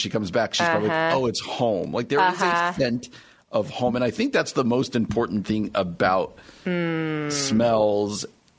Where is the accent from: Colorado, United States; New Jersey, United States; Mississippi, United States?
New Jersey, United States; moved away as an adult; where I grew up in New Jersey, the house I grew up in, had a very distinct smell to me